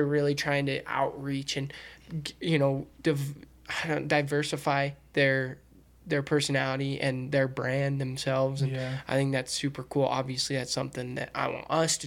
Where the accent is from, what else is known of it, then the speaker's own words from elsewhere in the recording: United States; We're all American